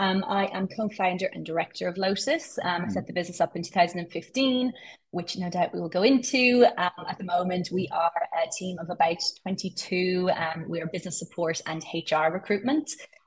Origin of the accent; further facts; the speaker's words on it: Dublin, Leinster, Ireland; moved away as an adult; now in Sydney, Australia; Born and bred in Dublin. Absolutely was not meant to settle in Australia.